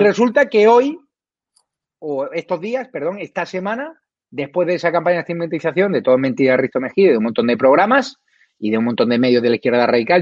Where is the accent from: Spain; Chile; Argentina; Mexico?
Spain; Nosotros tenemos el derecho como españoles